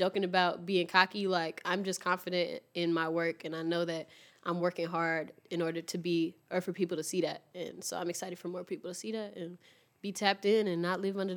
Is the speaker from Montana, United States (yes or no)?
no; Chicago, Illinois, United States; I'm from Chicago